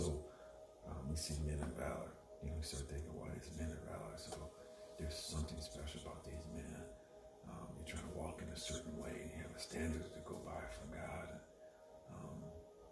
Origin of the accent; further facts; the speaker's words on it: the South, United States; I was born in the South